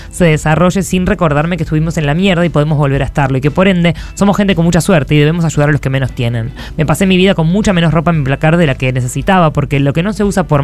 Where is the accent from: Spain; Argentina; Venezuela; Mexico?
Argentina; Rosario, Santa Fe; de Rosario y vengo a dar mi testimonio.